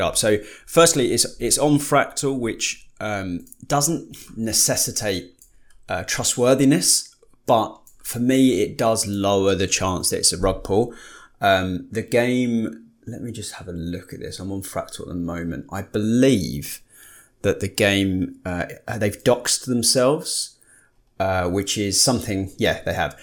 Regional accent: United Kingdom; we're British.

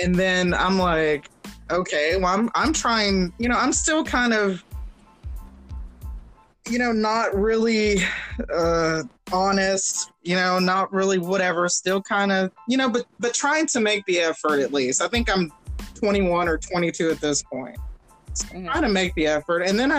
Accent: Houston, Texas, United States; I'm from Houston, but from a very affluent part of Houston

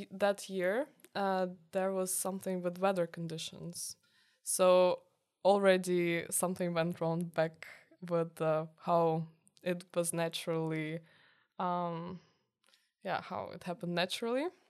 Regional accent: Kyiv, Ukraine; moved away as an adult; now in Tilburg, Netherlands; I'm from Kiev

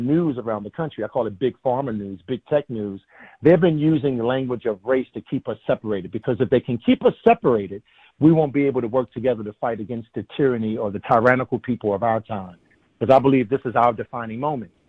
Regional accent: United States; I'm an American

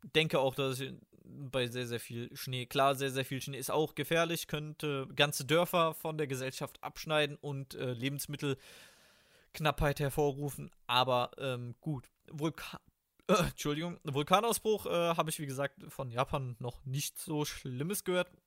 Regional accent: Germany; als Deutscher

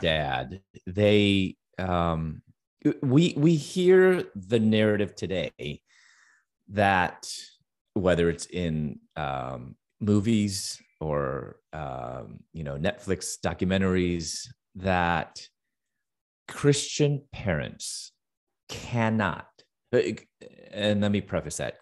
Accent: Chicago, Illinois, United States; moved away as an adult; also born or lived in Louisville, Kentucky

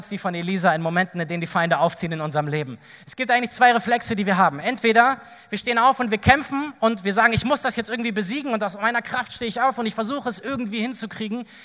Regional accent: Berlin, Germany; also born or lived in Nordhessen; Ich bin in Nordhessen geboren und als ich elf war, sind wir nach Berlin gezogen.

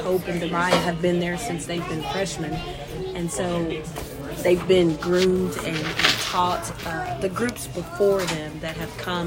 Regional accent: Loveland, United States; moved away; growing up in Loveland, all we knew was basketball.

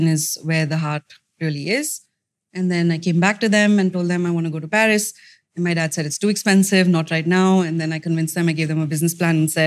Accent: Mumbai, Maharashtra, India; So I'm from Bombay. I grew up there.

